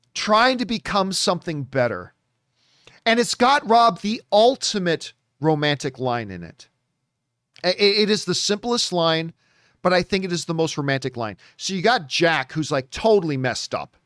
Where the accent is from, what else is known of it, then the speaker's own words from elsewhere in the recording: Hamilton, Ontario, Canada; my hometown of Hamilton, Ontario, Canada